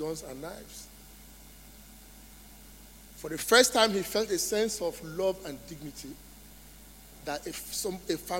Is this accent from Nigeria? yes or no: yes; Nigeria; moved away as an adult; I say Nigeria